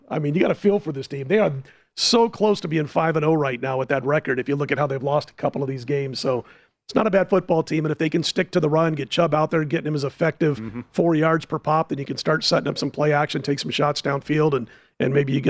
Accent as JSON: {"language": "English", "town": "Omaha", "region": "Nebraska", "country": "United States", "tie": "born or raised there", "said": "growing up in Omaha"}